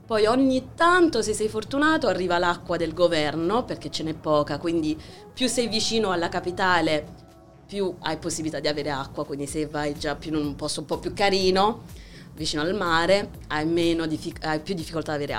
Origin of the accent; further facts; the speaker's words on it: Rio de Janeiro, Brazil; born there; Italian is a second language; papà argentino, mamma francese, eh, incontratisi in Brasile, io nata a Rio, Brasile.